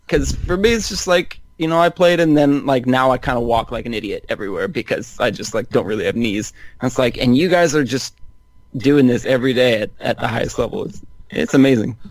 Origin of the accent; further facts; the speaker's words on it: Northern California, United States; I grew up in Northern California